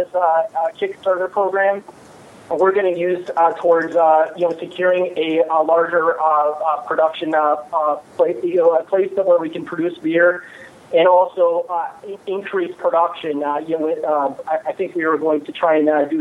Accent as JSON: {"language": "English", "region": "Michigan", "country": "United States", "said": "I'm from Michigan"}